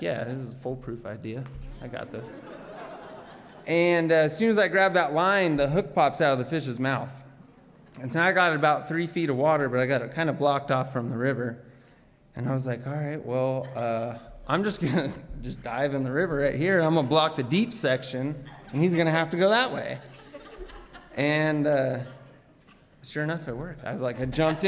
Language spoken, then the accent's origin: English; Anchorage, Alaska, United States; I'm from Anchorage, Alaska. I'm here visiting my mom